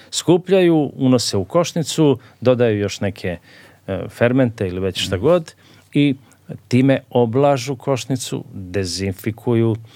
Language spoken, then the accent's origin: Croatian; Serbia